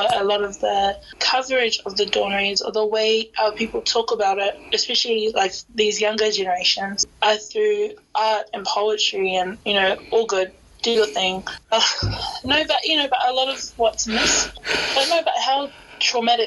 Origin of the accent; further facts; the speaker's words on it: Auckland, New Zealand; I'm Samoan, born and bred in South Auckland, Papakura specifically